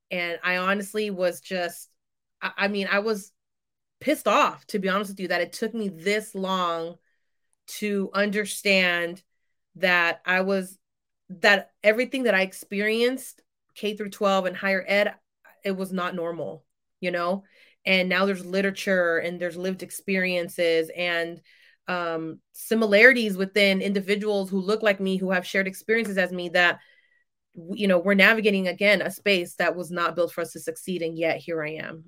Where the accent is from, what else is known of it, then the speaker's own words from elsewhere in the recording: San Francisco Bay Area, California, United States; I am from the San Francisco Bay Area